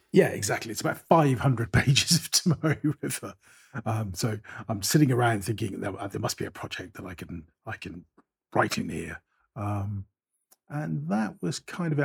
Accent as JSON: {"language": "English", "town": "Bristol", "region": "South West England", "country": "United Kingdom", "tie": "born or raised there", "also_born_or_lived": "Avonmouth", "said": "I was born in Southmead Hospital"}